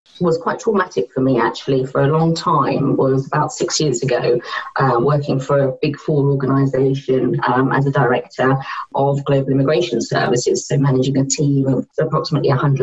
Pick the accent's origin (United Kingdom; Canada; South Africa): United Kingdom; So I was born here.